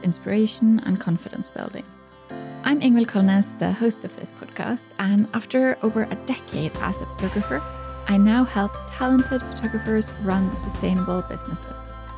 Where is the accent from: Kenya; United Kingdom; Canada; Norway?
Norway; my hometown